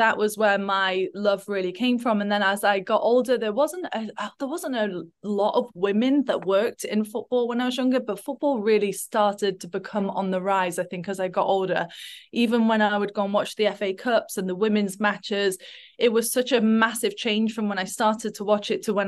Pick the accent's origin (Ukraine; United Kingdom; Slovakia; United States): United Kingdom; Nottingham, East Midlands; I'm a massive Forest fan. I grew up in just outside of Nottingham and used to go every week with my dad.